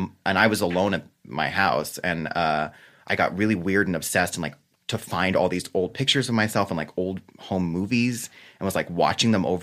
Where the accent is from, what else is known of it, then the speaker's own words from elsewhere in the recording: Los Angeles, California, United States; I grew up in West